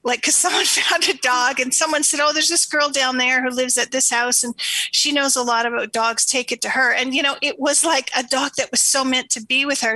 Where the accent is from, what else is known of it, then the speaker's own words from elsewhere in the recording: Canada; moved away as an adult; also born or lived in Toronto; now in Sedona, United States; I'm Canadian